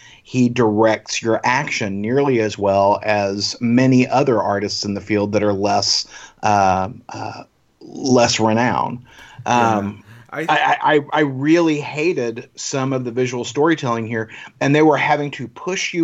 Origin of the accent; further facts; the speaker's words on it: Arlington, Texas, United States; my hometown, Arlington, Texas.